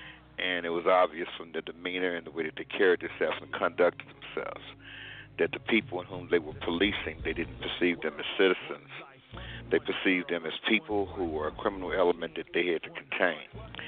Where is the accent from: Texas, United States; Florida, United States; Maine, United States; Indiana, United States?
Texas, United States; Fort Worth; I'm from the Dallas-Fort Worth area, born and raised right here in Funky Town, Fort Worth. Represent that well and proud of it. I love Fort Worth.